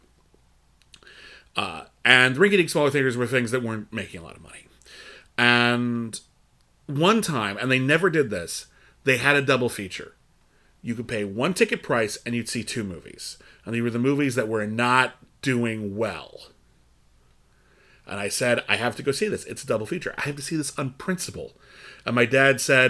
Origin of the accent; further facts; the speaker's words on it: Pasadena, California, United States; I grew up in Pasadena